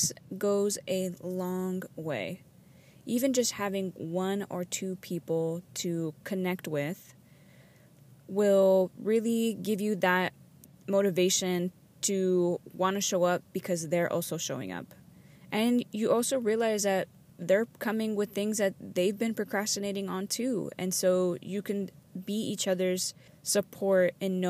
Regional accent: Los Angeles, California, United States; moved away; I'm actually calling in from my hometown

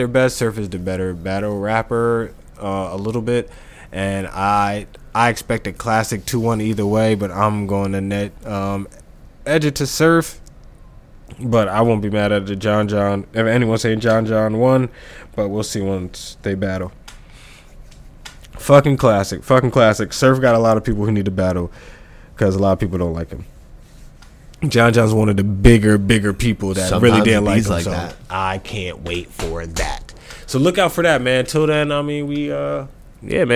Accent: United States; us Americans

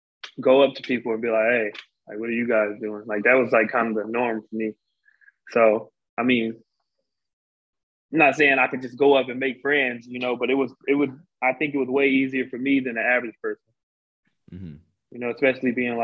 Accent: San Bernardino, California, United States; moved away as an adult; also born or lived in Rialto, California; I'm from San Bernardino, California. I went to high school in Rialto, California.

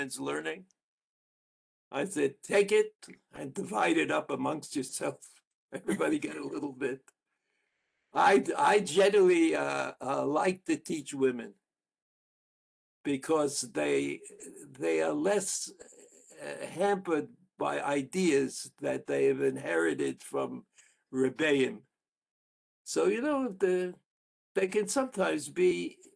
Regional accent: New York, United States; moved away as an adult; now in Israel; I came from the Yeshiva Flatbush, which is a co-ed Jewish school.

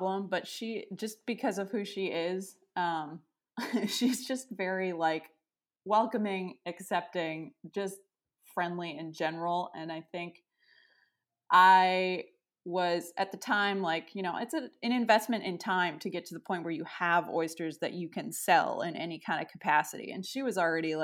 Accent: Freeport, Maine, United States; also born or lived in Bath, Maine; I grew up in Freeport, Maine, which is about 20 minutes away from where I live now.

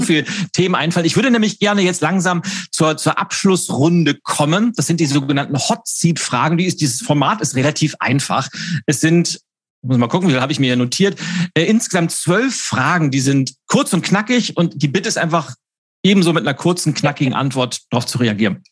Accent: Lübeck, Schleswig-Holstein, Germany; born or raised there

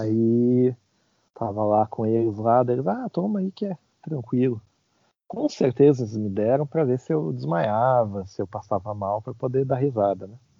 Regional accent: Brazil; moved away; sou brasileiro

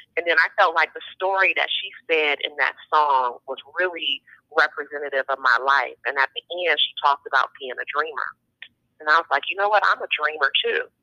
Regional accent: Elkhart, Indiana, United States; moved away as an adult; my hometown, Elkhart

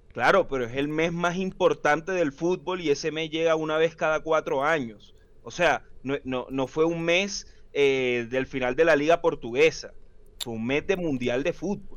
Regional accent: Colombia; como hincha colombiano

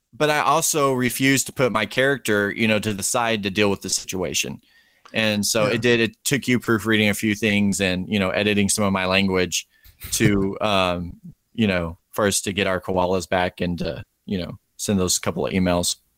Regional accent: Texas, United States; I'm from Texas

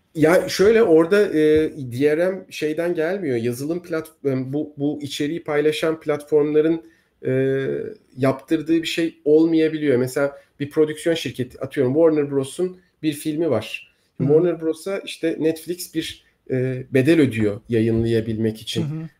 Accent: Turkey; bizim ülkemizde

